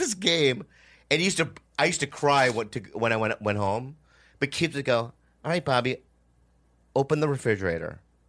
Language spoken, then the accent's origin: English; Edina, Minnesota, United States; moved away; Asian kid, because I grew up in Minnesota for like 8 years. And I was like the only Asian kid in Edina.